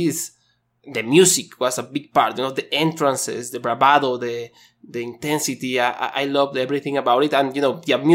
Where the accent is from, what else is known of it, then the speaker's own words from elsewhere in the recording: Mexico; I'm from Mexico